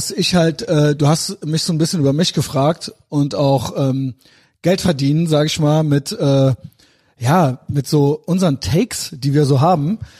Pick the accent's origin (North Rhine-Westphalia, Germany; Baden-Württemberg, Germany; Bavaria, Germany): North Rhine-Westphalia, Germany; Cologne; bin der Kölsche Andrew Tate.